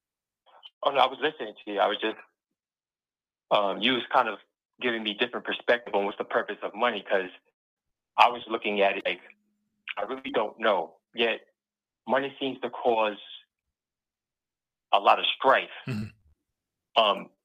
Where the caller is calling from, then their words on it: Pennsylvania, United States; from PA.